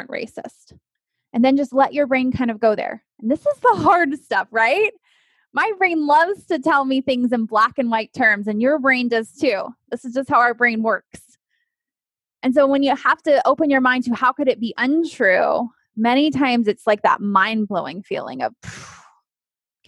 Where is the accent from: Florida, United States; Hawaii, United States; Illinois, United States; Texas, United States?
Texas, United States; I grew up in Texas